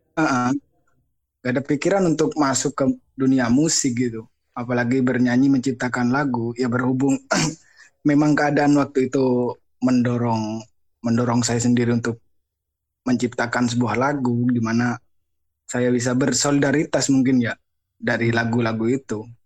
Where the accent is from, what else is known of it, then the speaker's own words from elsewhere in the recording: Madura, East Java, Indonesia; moved away; saya sebenarnya dari Madura, cuman nggak, nggak netap jen, di mana-mana